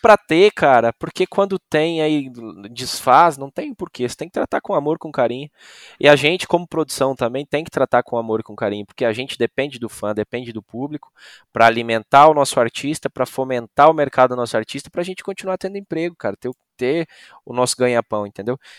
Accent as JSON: {"language": "Portuguese", "town": "Novo Hamburgo", "region": "Rio Grande do Sul", "country": "Brazil", "moved": "yes", "said": "Eu saí lá do Rio Grande do Sul, de Novo Hamburgo"}